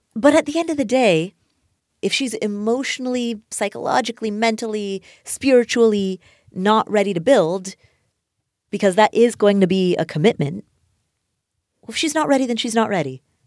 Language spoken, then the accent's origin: English; Kathmandu, Bagmati, Nepal; I am Nepali. I was born in Kathmandu, Nepal